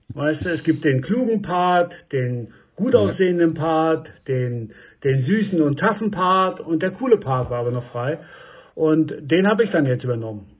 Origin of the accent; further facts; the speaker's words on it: Stralsund, Mecklenburg-Vorpommern, Germany; moved away as an adult; also born or lived in Berlin; now in Höri, Germany; nach Rügen also da, wo ich aufgewachsen bin